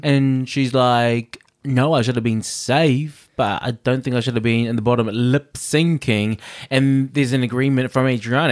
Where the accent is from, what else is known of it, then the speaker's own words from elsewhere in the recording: New Zealand; also born or lived in Samoa (family origin); I grew up here, uh, I grew up in New Zealand.